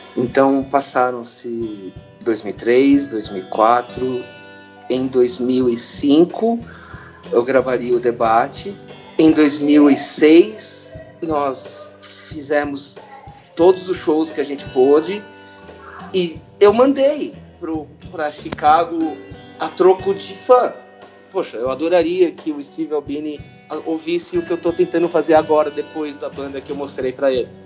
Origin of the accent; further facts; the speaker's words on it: São Paulo, Brazil; also born or lived in Santa Bárbara d'Oeste, São Paulo; Eu, eu nasci em Santa Bárbara do Oeste. Eu nasci no interior de São Paulo, mas eu cresci na Teodoro Sampaio